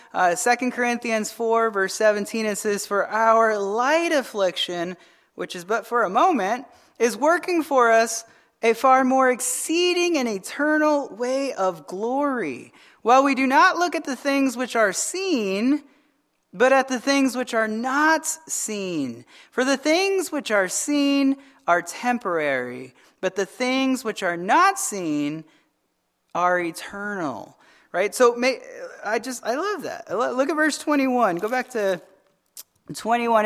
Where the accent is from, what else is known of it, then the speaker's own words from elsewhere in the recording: Arizona, United States; I'm from Arizona.